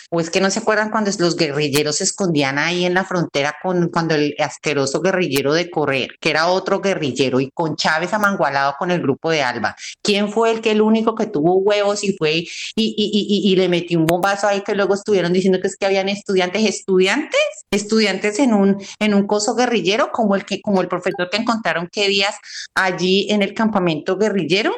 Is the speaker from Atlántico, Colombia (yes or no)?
no; Tuluá, Valle del Cauca, Colombia; moved away; soy de la ciudad, de la ciudad de Tuluá, del corazón del valle